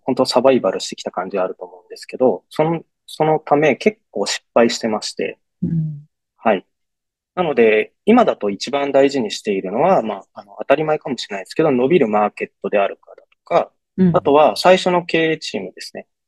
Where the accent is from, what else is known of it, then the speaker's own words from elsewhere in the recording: Takayama, Gifu, Japan; moved away as an adult; also born or lived in Tokyo; 僕が岐阜県の飛騨高山出身なんですけども